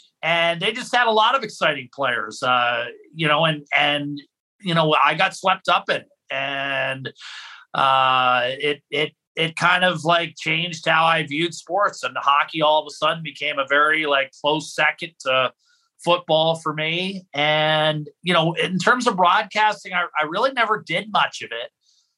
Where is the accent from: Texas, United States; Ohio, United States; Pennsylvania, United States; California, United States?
Pennsylvania, United States; Western; moved away as an adult; also born or lived in Ithaca, New York / Anchorage, Alaska; I was in, you know, Western PA